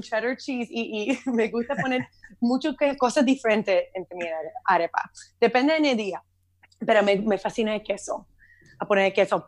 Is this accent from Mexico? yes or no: no; Miami, Florida, United States; Spanish is a second language; also born or lived in Syracuse, New York; nací aquí en Miami, yo nunca había visto nieve